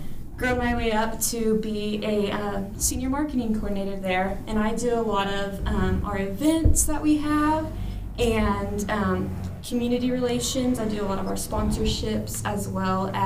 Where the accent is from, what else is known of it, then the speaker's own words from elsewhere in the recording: Odessa, Texas, United States; I was born and raised in Odessa, grew up here my whole life